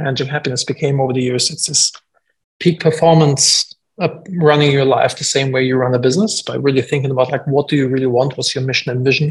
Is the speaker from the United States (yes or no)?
no; Germany; moved away; I'm from Germany originally